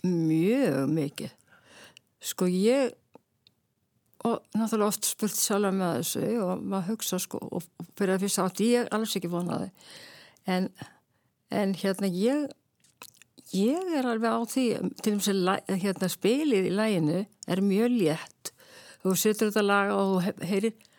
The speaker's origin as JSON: {"language": "Icelandic", "town": "Reykjavík", "region": "Capital Region", "country": "Iceland", "tie": "born or raised there", "lives_now": "Kópavogur, Iceland", "said": "uppalinn í Reykjavík og er þó ég búi í Kópaví í dag þá finnst mér í alltaf að vera reykvíkingur"}